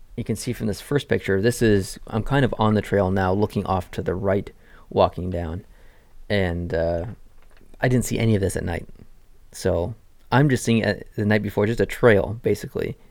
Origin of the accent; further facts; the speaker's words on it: Canada; as a Canadian going to America